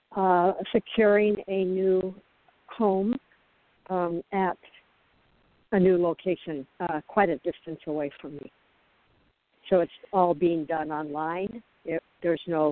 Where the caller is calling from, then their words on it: Arizona, United States; I'm calling from uh, Arizona.